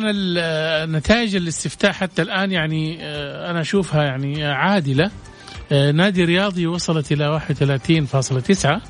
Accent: Jeddah, Makkah Province, Saudi Arabia; عندنا في جدة

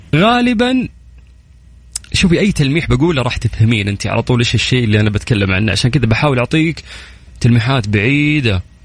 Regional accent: Saudi Arabia

